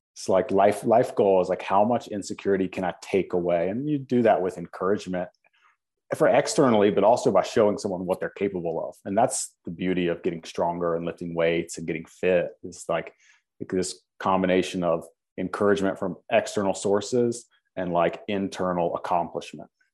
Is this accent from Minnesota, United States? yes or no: no; Winston-Salem, North Carolina, United States; being that I'm from Winston-Salem, being that, you know, we, I played high school sports here